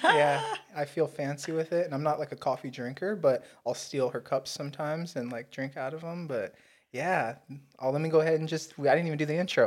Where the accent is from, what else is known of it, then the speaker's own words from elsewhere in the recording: United States; We're both American.